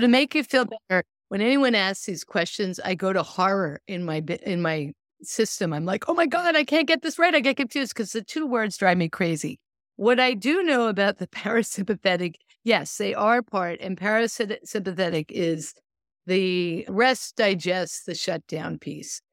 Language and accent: English; Lincoln, Massachusetts, United States; now in California, United States; I grew up in Lincoln, Massachusetts